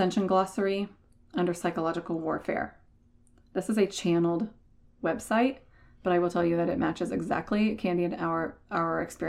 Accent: Indiana, United States; we're both from Indiana

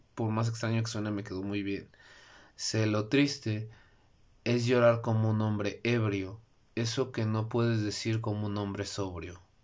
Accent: Mexico; mi país, México

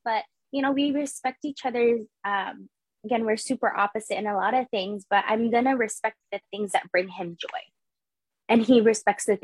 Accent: San Jose, California, United States; I was born and raised in San Jose

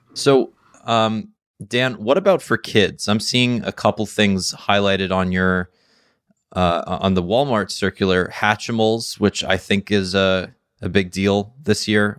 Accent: Canada; I'm Canadian

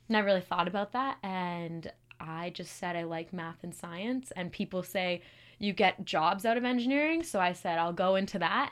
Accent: Calgary, Alberta, Canada; moved away as an adult; now in Kingston, Canada; I'm from Calgary

